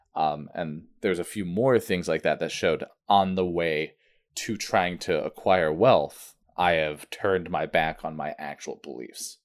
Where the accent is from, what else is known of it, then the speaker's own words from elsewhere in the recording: Vermont, United States; also born or lived in New Hampshire; I grew up in Vermont